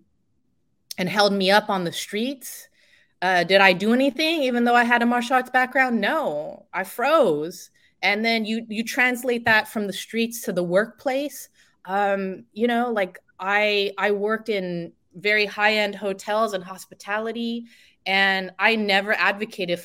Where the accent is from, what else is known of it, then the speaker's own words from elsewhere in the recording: San Francisco, California, United States; I grew up in the Bay Area, born and raised in San Francisco